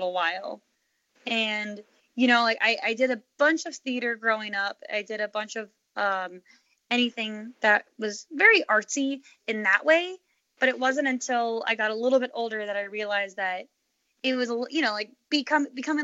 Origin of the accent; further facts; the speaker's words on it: Phoenix, Arizona, United States; also born or lived in Chicago, Illinois; I grew up, I was born in Chicago, but I spent most of my younger years in Phoenix, Arizona